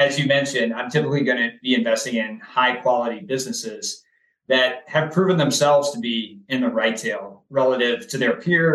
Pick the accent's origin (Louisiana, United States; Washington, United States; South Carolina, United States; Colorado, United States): Louisiana, United States; New Orleans; now in Richmond, United States; I grew up in New Orleans.